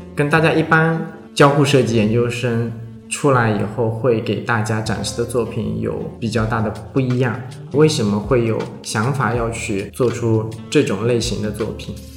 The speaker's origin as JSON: {"language": "Chinese", "country": "China", "said": "我们中国人"}